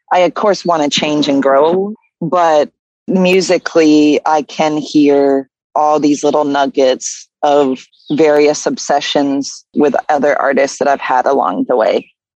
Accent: Claremont, New Hampshire, United States; born there; Where I was born in Claremont, New Hampshire, right in the center of town, you have a river that flows down from what New Hampshire calls the White Mountain.

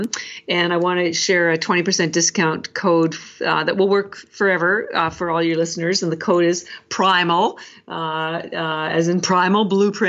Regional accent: Canada; because I'm Canadian

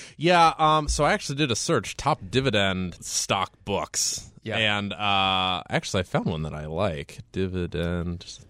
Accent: Columbus, Ohio, United States; also born or lived in Cleveland, Ohio; born and bred in Columbus, Ohio, and we moved to Cleveland when I was 13

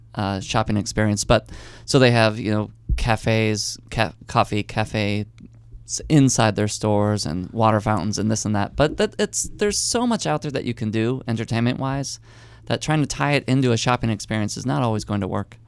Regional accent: Chicago, Illinois, United States; growing up in Chicago in the early nineties

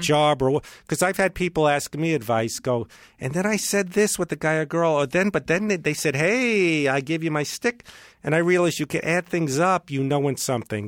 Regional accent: New York, United States; moved away; I'm from New York

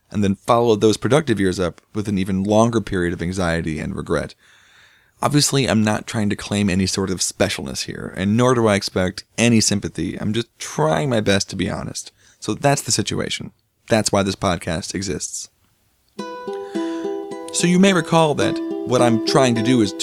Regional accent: St. Louis, Missouri, United States; I'm from St. Louis

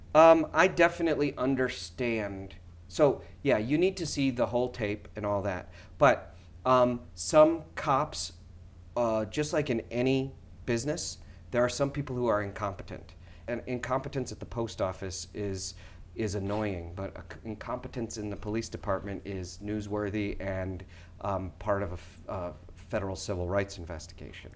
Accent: Schaumburg, Illinois, United States; now in New York, United States; growing up in Schaumburg

